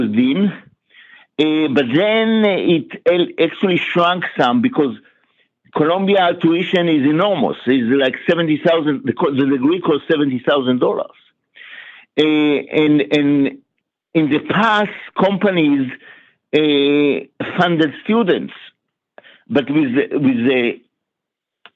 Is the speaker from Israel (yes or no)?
yes; Israel; moved away as an adult; also born or lived in New York, United States; now in Atlanta, United States; I was born in Israel, and I lived my first 25 years in Israel.